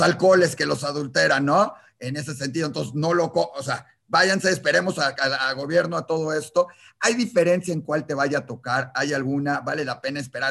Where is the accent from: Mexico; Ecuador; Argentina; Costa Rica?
Mexico; en México, que somos importadores de medicinas